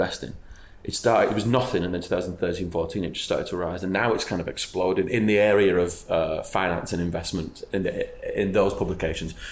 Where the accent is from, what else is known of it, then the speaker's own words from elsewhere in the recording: Wigan, North West England, United Kingdom; moved away; I'm from Wigan in Greater Manchester.